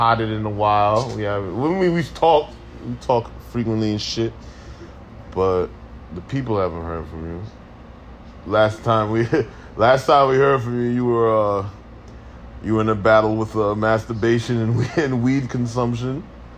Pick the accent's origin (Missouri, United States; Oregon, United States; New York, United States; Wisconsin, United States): New York, United States; I'm from New York.